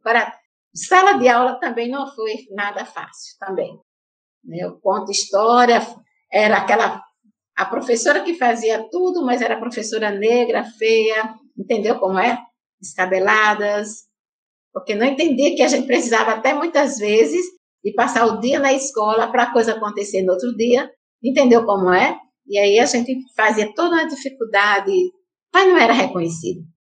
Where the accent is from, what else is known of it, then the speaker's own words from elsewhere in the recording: Santa Rita, Paraíba, Brazil; Eu sou de Santa Rita, né? A cidade aqui vizinha que é a João Pessoa